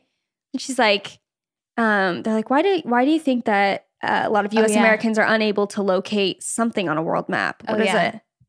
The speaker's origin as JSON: {"language": "English", "country": "Canada", "said": "I'm Canadian. My stepdad is Canadian. No blood relation there, but we'll take it."}